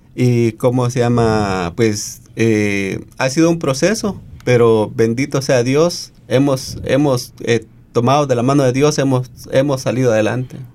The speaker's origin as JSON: {"language": "Spanish", "country": "Guatemala", "moved": "yes", "lives_now": "Australia", "said": "soy de Guatemala"}